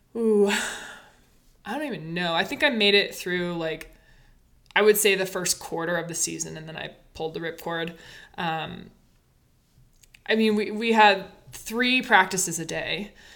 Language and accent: English; Basalt, Colorado, United States; moved away; I grew up in Colorado, Basalt, Colorado.